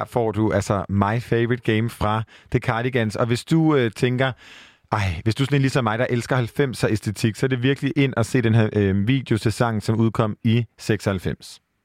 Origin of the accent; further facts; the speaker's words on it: Denmark; jeg er vokset op på landet i Jylland